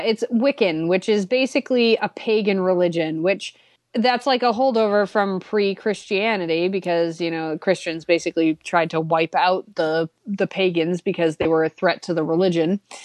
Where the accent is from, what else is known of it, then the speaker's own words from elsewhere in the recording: Massachusetts, United States; I'm from Massachusetts